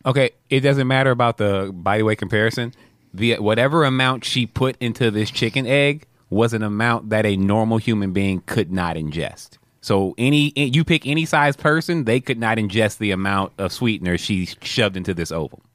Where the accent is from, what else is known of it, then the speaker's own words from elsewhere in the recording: Texas, United States; moved away; I claim Texas is home